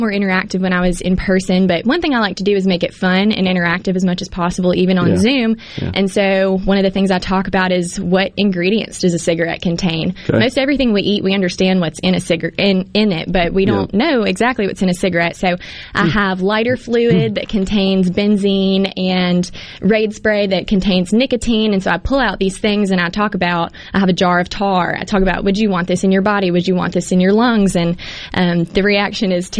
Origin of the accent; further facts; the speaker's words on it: Hattiesburg, Mississippi, United States; Hattiesburg, an Oak Grove High School graduate in 2014, and loved growing up